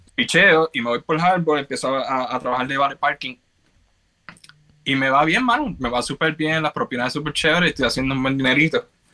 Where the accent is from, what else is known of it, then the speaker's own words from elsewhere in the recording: Carolina, Puerto Rico; moved away as an adult; also born or lived in New York / Georgia; now in Baltimore, United States; nací y me crié en Carolina, Puerto Rico.